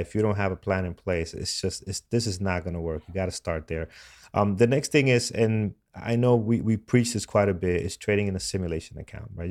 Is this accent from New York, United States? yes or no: yes; New York City, New York, United States; here, uh, in my, my hometown